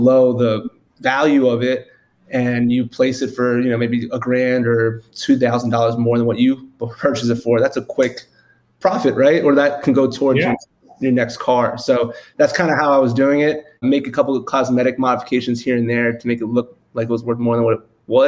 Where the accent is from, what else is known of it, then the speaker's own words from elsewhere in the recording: New York City, New York, United States; moved away as an adult; now in Austin, United States; originally, as you said, from the Bronx, New York, came out in Austin, Texas, 2016, but growing up in New York, really tight-knit family